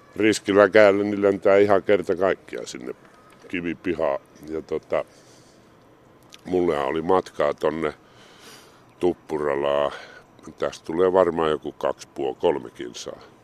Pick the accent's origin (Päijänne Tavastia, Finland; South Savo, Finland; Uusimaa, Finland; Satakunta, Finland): South Savo, Finland; Mikkeli; moved away as an adult; also born or lived in Heinola / Helsinki; kyllähän tää on niin kuin kerta kaikkiaan mun kotikaupunki